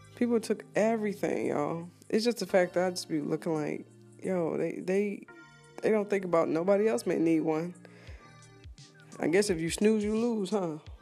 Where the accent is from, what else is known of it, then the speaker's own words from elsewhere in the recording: East Coast, United States; moved away; I'm originally from the East Coast, and I'm hoping my area is doing pretty well